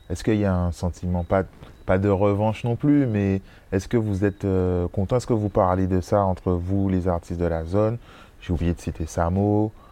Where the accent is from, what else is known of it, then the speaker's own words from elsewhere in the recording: Trois-Rivières, Guadeloupe; je suis de ah, Trois-Rivières, mais c'est pas loin.